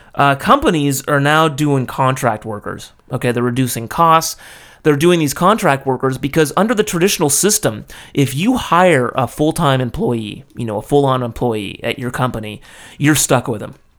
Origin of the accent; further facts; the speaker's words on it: United States; now in Japan; as an American, you know, I grew up in a in a fairly individualist culture